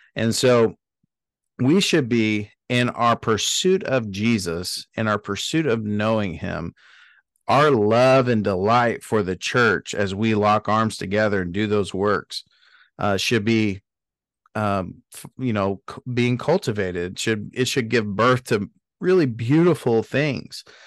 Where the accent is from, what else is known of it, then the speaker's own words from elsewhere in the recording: Dallas, Texas, United States; I grew up in Dallas